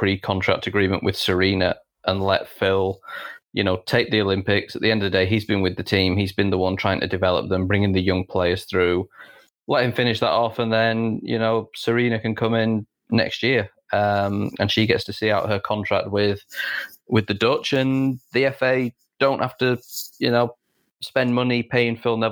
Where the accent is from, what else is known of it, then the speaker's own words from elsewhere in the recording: Yorkshire and the Humber, United Kingdom; We're both from Yorkshire. We're both from the north of England.